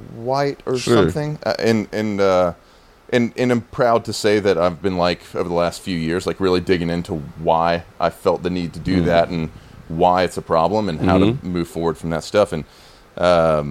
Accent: Alabama, United States; moved away as an adult; now in New York, United States; I'm from Alabama

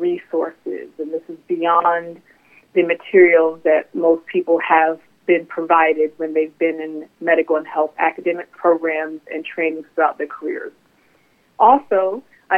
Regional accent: Richmond, Virginia, United States; also born or lived in North Carolina; now in Baltimore, United States; I'm born and raised in Richmond, Virginia

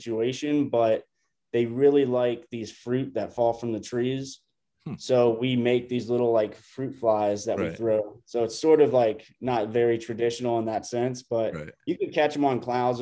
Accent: Florida, United States; now in Costa Rica; I grew up fishing tarpon in Florida

